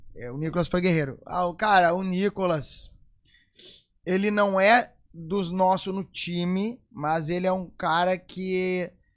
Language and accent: Portuguese; Rio Grande do Sul, Brazil; eu sou gaúcho aqui, já vou dizer, ó. Moro no Rio Grande do Sul